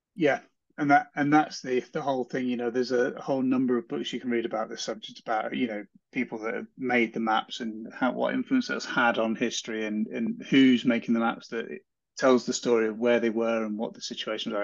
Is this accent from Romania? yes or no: no; Hardwick, East of England, United Kingdom; I grew up around Cambridge